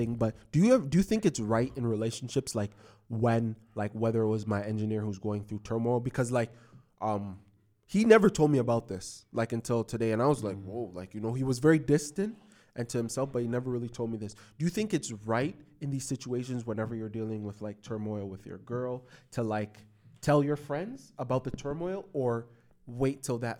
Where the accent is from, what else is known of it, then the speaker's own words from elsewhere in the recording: Toronto, Ontario, Canada; because I'm from the West End of Toronto, I'm so fixated on being in the West End of Toronto.